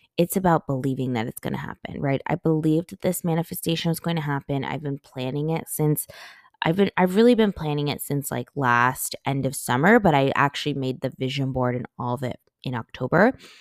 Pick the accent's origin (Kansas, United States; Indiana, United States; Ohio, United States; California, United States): California, United States; moved away; as a Cali girl, I grew up in California